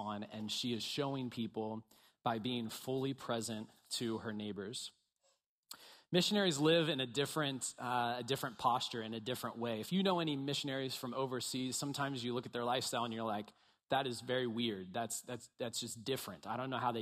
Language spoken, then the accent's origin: English; Bel Air, Maryland, United States; moved away as an adult; now in Baltimore, United States; I grew up in Bel Air, went to Bel Air High School, go Bobcats.